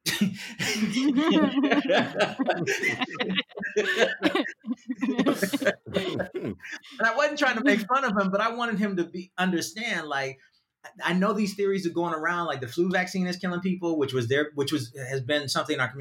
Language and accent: English; New York City, New York, United States; I grew up in New York City